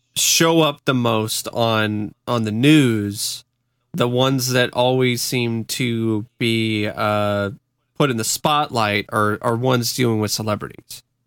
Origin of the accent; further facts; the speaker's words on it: Vancouver, Washington, United States; Vancouver, Washington